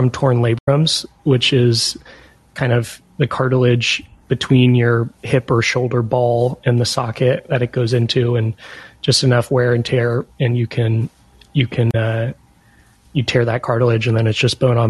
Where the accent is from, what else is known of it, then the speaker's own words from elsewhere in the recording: East Bay Area, California, United States; I'm from the East Bay Area in California